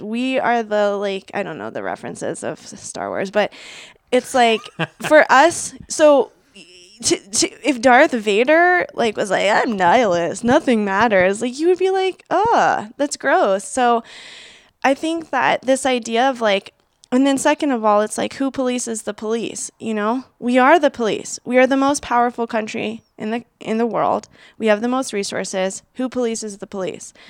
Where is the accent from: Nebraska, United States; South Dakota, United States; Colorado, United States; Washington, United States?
Washington, United States; Seattle; I grew up in Seattle